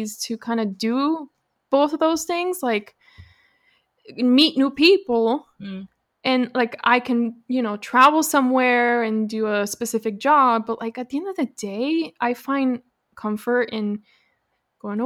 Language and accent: English; Florida, United States; also born or lived in Caracas, Venezuela / Lakeland, Florida; technically I grew up in Florida, but when I was in the eighth grade, I moved to Lakeland, which is in Central Florida